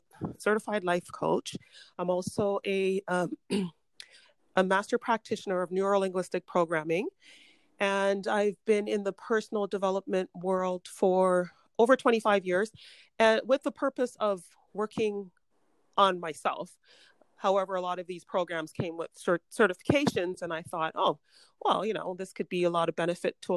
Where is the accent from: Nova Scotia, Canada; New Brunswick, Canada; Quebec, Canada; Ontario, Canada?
Ontario, Canada; Toronto; moved away as an adult; also born or lived in Jamaica; now in Vancouver, Canada; So I came to Canada when I was 6 years old with my family. And I grew up in Toronto, moved to Vancouver, oh, nearly 30 years ago.